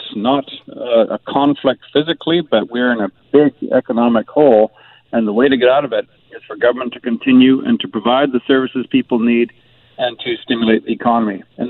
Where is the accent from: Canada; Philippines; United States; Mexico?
Canada; British Columbia; it's a time for us as British Columbians to pull together and say, how should we manage this?